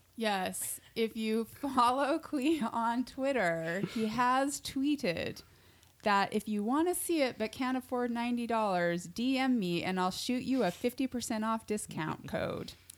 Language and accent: English; Utah, United States; I'm from Utah